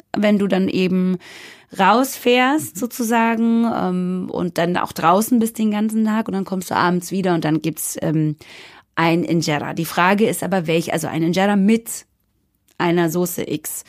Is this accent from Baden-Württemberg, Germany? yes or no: yes; near Stuttgart, Baden-Württemberg, Germany; moved away as an adult; now in Berlin, Germany; in der Nähe von Stuttgart, wo ich groß geworden bin